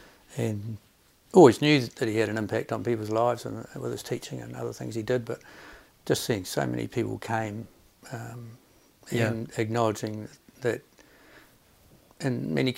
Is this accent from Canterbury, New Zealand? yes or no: yes; Timaru, Canterbury, New Zealand; moved away as an adult; also born or lived in Christchurch / Hawke's Bay; Well, I'm from Timaru originally, born there, went to school there, went to university in Christchurch, and then moved to Hawke's Bay for my first job